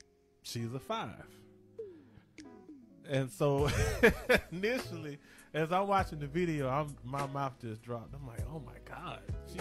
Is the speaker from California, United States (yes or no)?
no; East Point, Georgia, United States; born or raised there